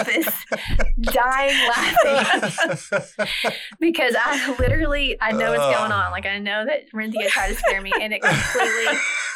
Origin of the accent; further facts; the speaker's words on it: North Carolina, United States; I grew up in North Carolina in a small town, so lived a small town life